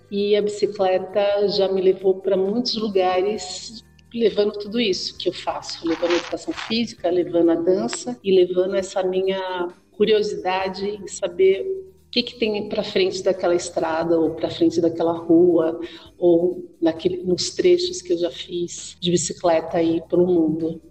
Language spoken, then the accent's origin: Portuguese; São Paulo, Brazil; nasci na periferia, nasci na Vila